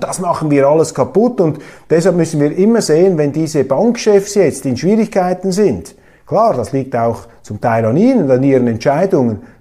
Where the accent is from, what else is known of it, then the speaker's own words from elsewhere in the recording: Switzerland; Als Schweizer und auch als Schweizer Milizpolitiker